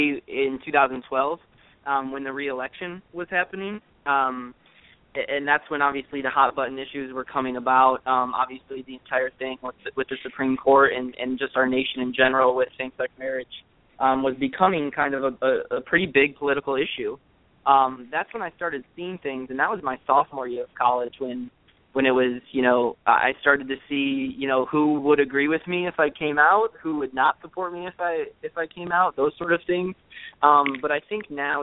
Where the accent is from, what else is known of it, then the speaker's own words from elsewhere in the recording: Wisconsin, United States; I grew up in Wisconsin